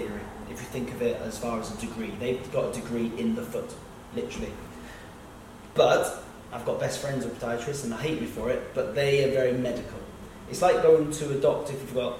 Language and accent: English; United Kingdom; We're being British